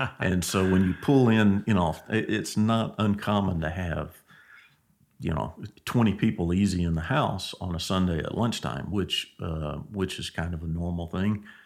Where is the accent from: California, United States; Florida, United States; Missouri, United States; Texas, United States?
Texas, United States; Angleton; I grew up in Angleton, Texas.